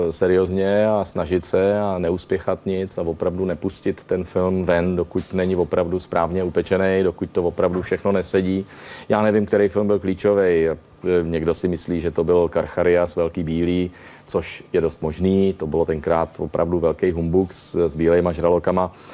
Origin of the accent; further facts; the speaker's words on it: Czechia; my jsme Češi takový, taková podivná partička